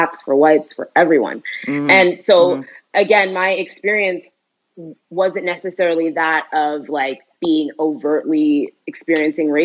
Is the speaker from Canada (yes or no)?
yes; Edmonton, Alberta, Canada; growing up in Edmonton